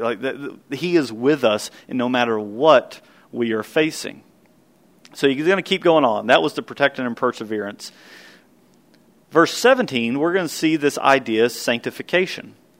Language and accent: English; Kentucky, United States; the little little church I grew up in in Kentucky